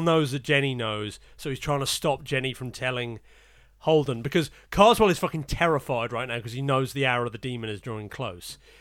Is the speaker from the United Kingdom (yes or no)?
yes; Portsmouth, South East England, United Kingdom; I was born in Portsmouth